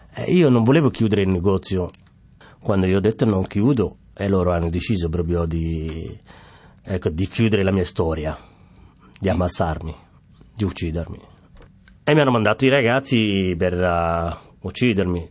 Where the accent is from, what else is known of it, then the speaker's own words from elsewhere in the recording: Mogadishu, Banaadir, Somalia; Italian is a second language; moved away as an adult; also born or lived in Netherlands; now in Rome, Italy; vengo dalla Somalia, da Mogadiscio, eh, capitale.